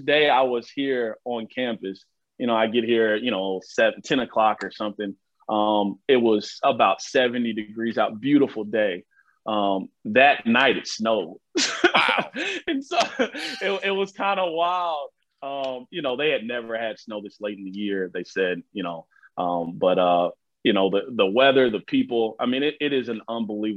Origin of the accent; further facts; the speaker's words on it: Chicago, Illinois, United States; moved away; I was born in Chicago